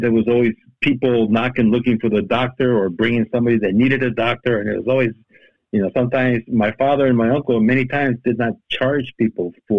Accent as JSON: {"language": "English", "country": "Guatemala", "tie": "born or raised there", "said": "I was born in Guatemala in 1953, which is quite a few years ago."}